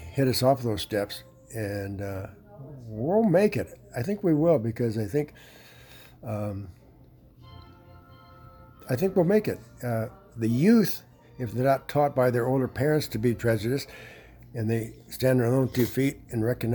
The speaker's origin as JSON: {"language": "English", "town": "Chicago", "region": "Illinois", "country": "United States", "said": "I'm from Chicago, around Chicago."}